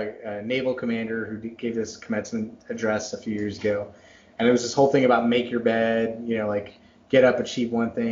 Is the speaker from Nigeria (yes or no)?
no; Dallas, Texas, United States; moved away; also born or lived in Massachusetts; I was born in Massachusetts, but I grew up in Texas